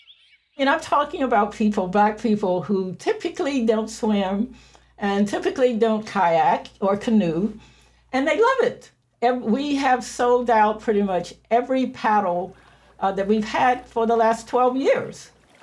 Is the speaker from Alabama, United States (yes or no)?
yes; Tuskegee, Alabama, United States; now in Atlanta, United States; I grew up in Tuskegee, Alabama, and we didn't have a river, but we had a creek.